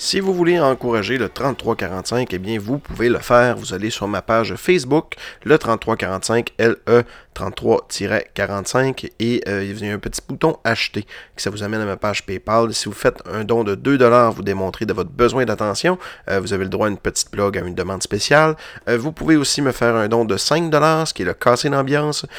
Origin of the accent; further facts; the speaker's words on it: Roberval, Quebec, Canada; moved away as an adult; now in Quebec City, Canada; étant ticu à Robertval